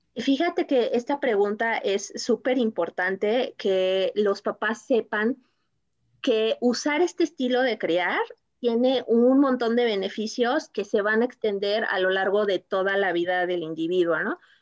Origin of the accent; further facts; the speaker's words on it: Mexico; como mexicanos